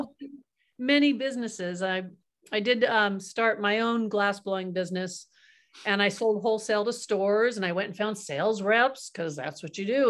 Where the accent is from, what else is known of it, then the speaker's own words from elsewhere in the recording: Kingsburg, California, United States; also born or lived in Kansas; my dad was in Kansas and a family of five, and then the whole family, he moved us out to California